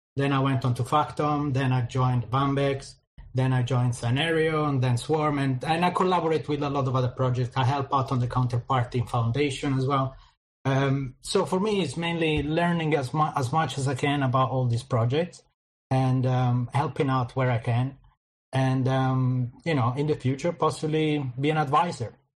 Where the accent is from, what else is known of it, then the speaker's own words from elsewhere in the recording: Italy; moved away as an adult; now in London, United Kingdom; Then I moved from Italy. I'm originally Italian. I moved from Italy to London, in the UK